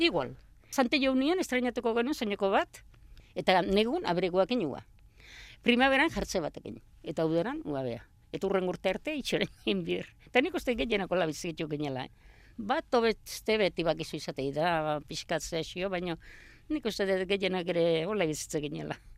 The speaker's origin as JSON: {"language": "Basque", "town": "Hernani", "region": "Basque Country", "country": "Spain", "tie": "born or raised there", "also_born_or_lived": "Astigarraga", "said": "Hernani jaio"}